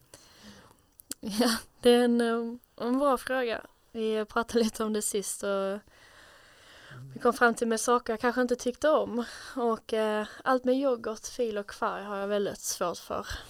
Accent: Skurup, Skåne, Sweden; also born or lived in Ystad / Switzerland; Jag är född i Ystad, men när jag var fyra månader så flyttade jag till Schweiz. Men jag flyttade tillbaka till Sverige, till Skurup, när jag var sju. Och så växte jag upp här i området

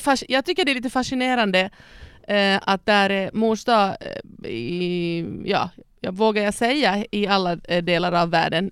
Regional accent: Ostrobothnia, Finland; now in Sweden; jag är född och uppvuxen i Österbotten, Finland

